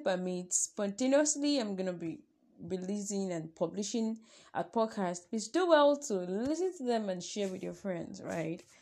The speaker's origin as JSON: {"language": "English", "country": "Nigeria", "said": "I am a Nigerian"}